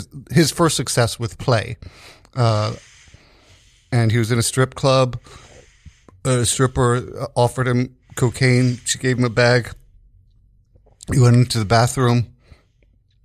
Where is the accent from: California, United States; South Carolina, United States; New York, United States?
New York, United States; New York City; I grew up in New York City. In the West Village, spent a lot of time in the East Village.